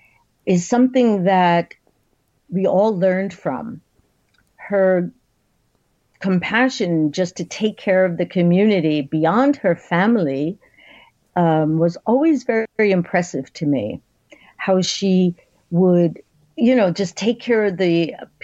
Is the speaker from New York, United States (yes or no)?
yes; New York City, New York, United States; from New York City. My family, my grandparents came over as immigrants to New York City.